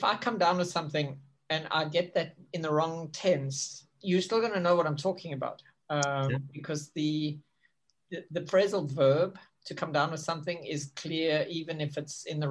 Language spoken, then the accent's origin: English; South Africa; now in Thailand; being a South African and not knowing how to actually speak English